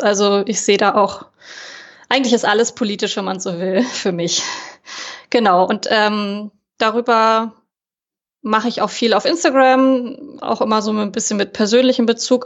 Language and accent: German; Berlin, Germany; ich bin äh, aus Berlin tatsächlich auch hier geboren und lebe auch wieder in Berlin